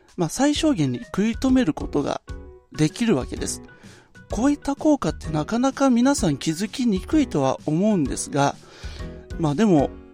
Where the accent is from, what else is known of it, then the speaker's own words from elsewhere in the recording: Nagoya, Aichi, Japan; 私の地元名古屋